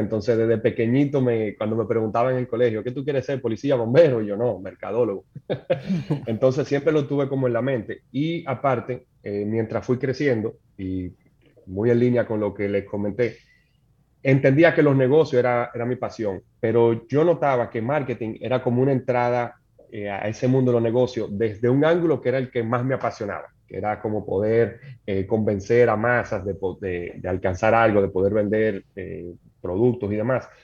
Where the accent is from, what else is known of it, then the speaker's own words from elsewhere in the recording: Santo Domingo, Distrito Nacional, Dominican Republic; Yo nací en Santo Domingo, mis padres también